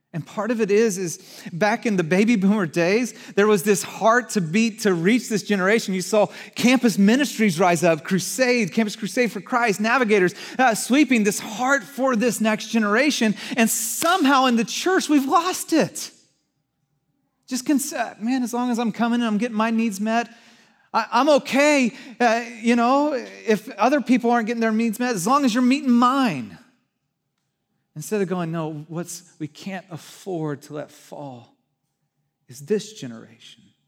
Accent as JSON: {"language": "English", "town": "Santa Cruz", "region": "California", "country": "United States", "tie": "born or raised there", "moved": "yes", "said": "I grew up in Santa Cruz"}